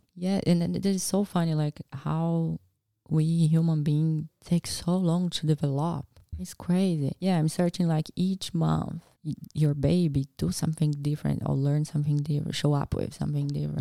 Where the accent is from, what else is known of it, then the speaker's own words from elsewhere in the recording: Brazil; English is a second language; moved away as an adult; also born or lived in Nebraska, United States; now in Australia; I went back to Brazil and did my last year before university and got approved to study vet